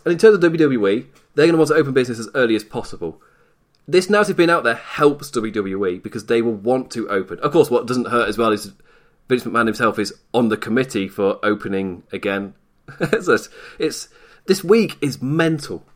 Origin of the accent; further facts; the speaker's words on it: England, United Kingdom; I'm English